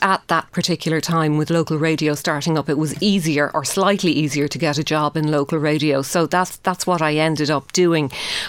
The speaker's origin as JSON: {"language": "English", "town": "Shannon", "region": "Munster", "country": "Ireland", "tie": "born or raised there", "also_born_or_lived": "England", "moved": "as an adult", "lives_now": "Dublin, Ireland", "said": "growing up in Shannon"}